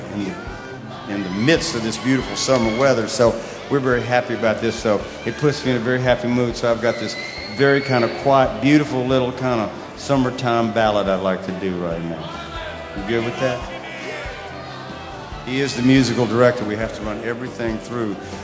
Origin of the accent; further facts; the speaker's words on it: Mobile, Alabama, United States; moved away; where I grew up in Mobile, Alabama